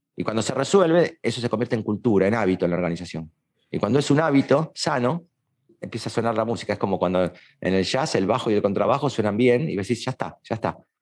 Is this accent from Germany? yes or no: no; Argentina